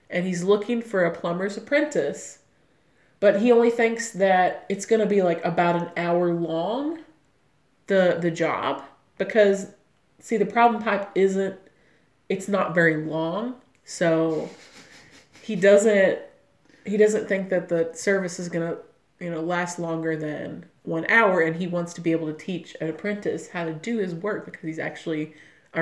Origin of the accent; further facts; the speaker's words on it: Olive Hill, Kentucky, United States; Jenny at Speedway in Olive Hill, which is my hometown